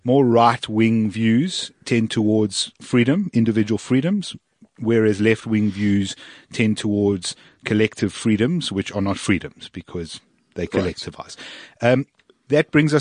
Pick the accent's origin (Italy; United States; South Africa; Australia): South Africa; As a South African